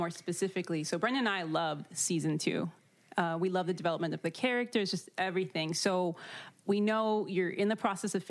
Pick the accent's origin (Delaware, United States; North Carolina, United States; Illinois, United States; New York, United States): Illinois, United States; Chicago; I grew up in Chicago as well